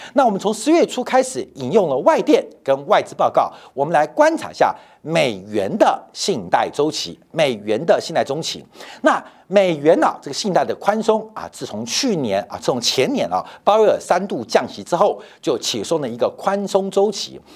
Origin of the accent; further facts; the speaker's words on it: Taiwan; 对我们台湾人最直接关心的